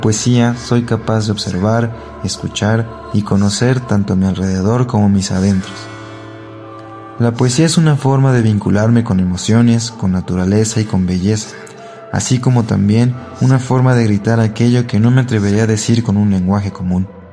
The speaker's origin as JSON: {"language": "Spanish", "region": "Mexico City", "country": "Mexico", "tie": "born or raised there", "said": "soy originario de la Ciudad de México"}